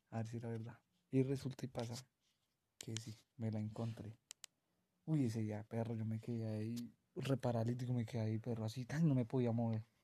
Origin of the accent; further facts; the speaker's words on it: Tolima, Colombia; moved away; Yo soy nacido en Tolima, yo soy sureño.